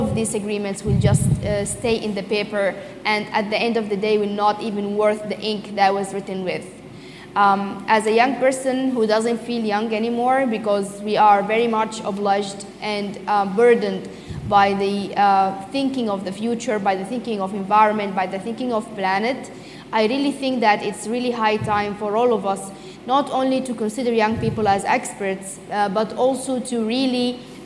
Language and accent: English; Sudan; I'm from Sudan